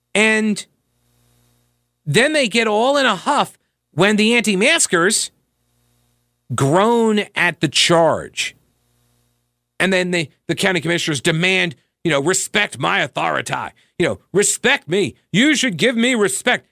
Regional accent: Long Island, New York, United States; now in Charlotte, United States; growing up on Long Island as I did

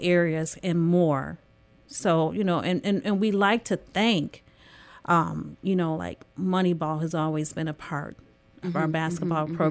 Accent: Detroit, Michigan, United States; moved away as an adult; now in Lansing, United States; I grew up in Detroit. I came here for college

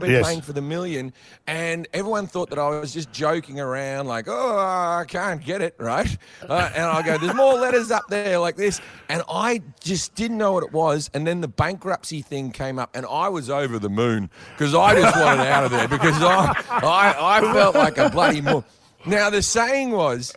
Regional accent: Australia; now in Los Angeles, United States; Australians, we're the biggest gamblers on earth

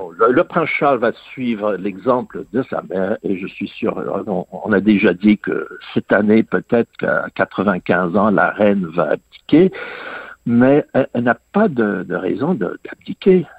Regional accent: England, United Kingdom; j'ai grandi en Angleterre.

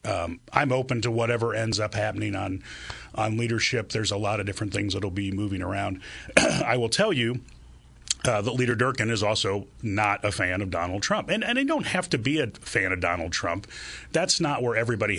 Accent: Springfield, Illinois, United States; I love Springfield. I was born and raised here. This is my hometown.

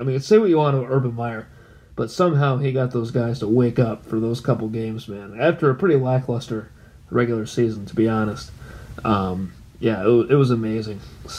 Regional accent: California, United States; born there; honestly, I was born in California, so I kind of used that to kind of justify, you know, why aren't you a Lions fan?

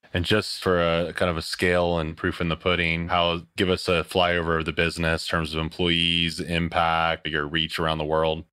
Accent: Philadelphia, Pennsylvania, United States; I'm a Philly guy. I grew up outside of Philly in the Northwest suburbs

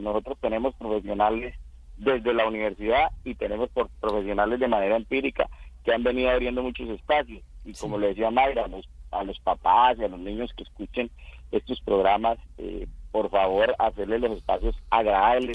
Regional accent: Casanare, Colombia

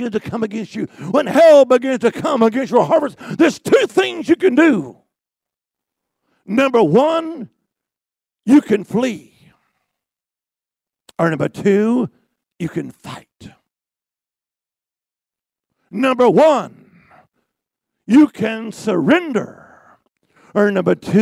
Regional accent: Alabama, United States; I'm from Alabama, too

